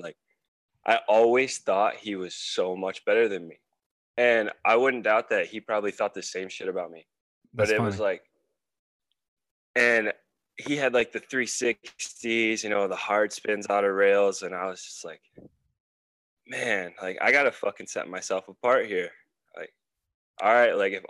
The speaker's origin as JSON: {"language": "English", "town": "Merrill", "region": "Michigan", "country": "United States", "tie": "born or raised there", "said": "Merrill, Michigan. Dude, I'm actually fucking wearing my grandpa's shirt right now from that town."}